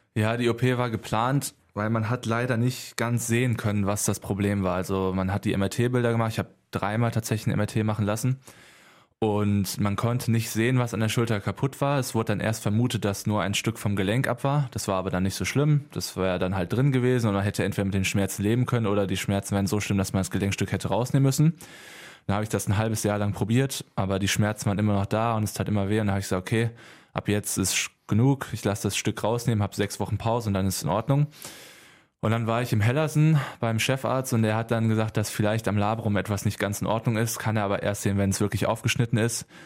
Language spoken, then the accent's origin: German; Halver, North Rhine-Westphalia, Germany; also born or lived in Lüdenscheid; aufgewachsen in Halfer und da ein kleines Dorf, unser kleiner Dorfverein